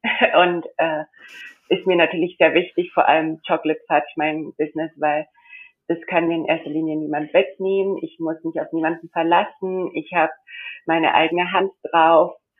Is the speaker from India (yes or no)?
yes; India; moved away as an adult; now in Germany; weil ich bin in Indien aufgewachsen, also ich bin in Deutschland geboren.